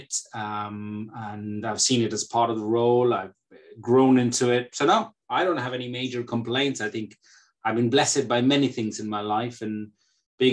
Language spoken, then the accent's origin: English; India; moved away as an adult; now in United Kingdom; I come from India. So it was a very, very typical sort of Asian background at that point of time